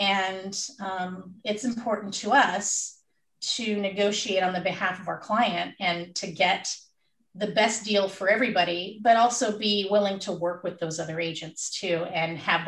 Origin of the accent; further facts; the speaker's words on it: California, United States; We came from the Bay Area originally